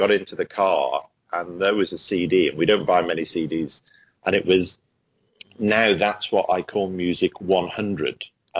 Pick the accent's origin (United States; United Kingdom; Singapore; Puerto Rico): United Kingdom; England; because growing up in England, you know, that just sounded like the most faraway place you could imagine.